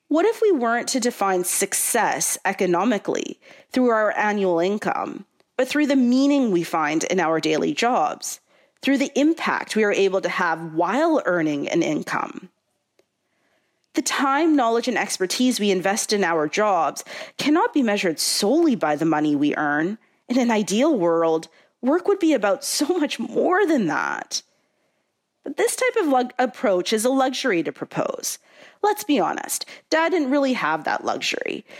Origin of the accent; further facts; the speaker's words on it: Canada; a Canadian-born South Asian Ismaili Muslim with three generations before me from Tanzania